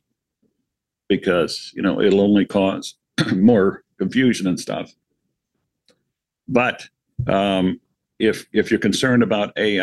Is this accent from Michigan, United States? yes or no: yes; Michigan, United States; Michigan because this is my home state